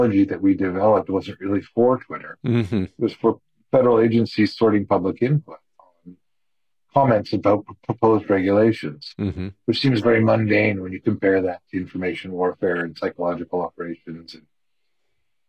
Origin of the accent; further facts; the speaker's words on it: Canada; now in United States; I grew up in Canada and I have a Canadian mom and an American father